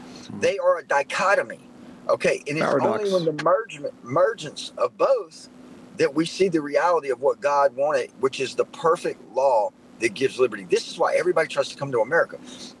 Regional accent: Centerville, Louisiana, United States; Centerville, Louisiana, where I'm from. I'm from Louisiana.

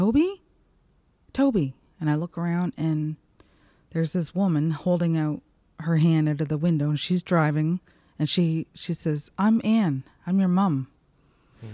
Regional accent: Miramichi River, New Brunswick, Canada; I grew up right on the Miramichi River and would spend most of my days either walking the beach or swimming in the river

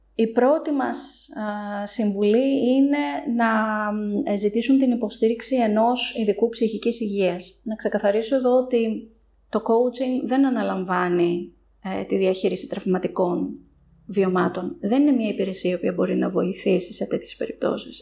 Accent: Thessaloniki, Central Macedonia, Greece; moved away as an adult; now in Athens, Greece; καθώς είμαι από τη Θεσσαλονίκη, παρότι τα τελευταία χρόνια ζω και δραστηριοποιούμε στην Αθήνα

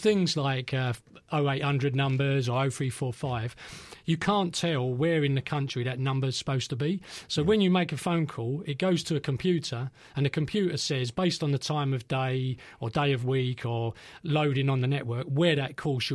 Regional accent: London, United Kingdom; I grew up in East Ham

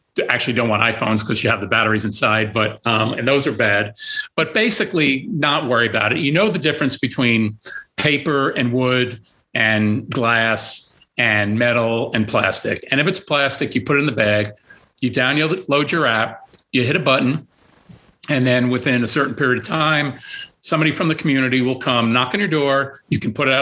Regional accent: New York, United States; now in Erie, United States; I'm from New York

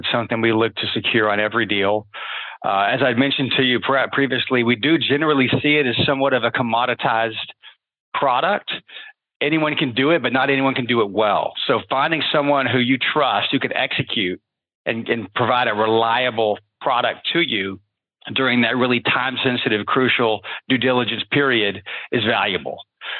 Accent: Midwest, United States; Yeah, so we're from the Midwest.

